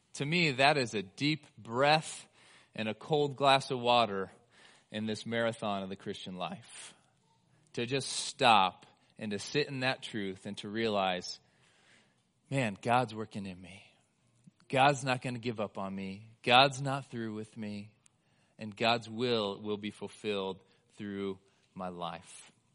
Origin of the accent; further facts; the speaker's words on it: United States; we as the American church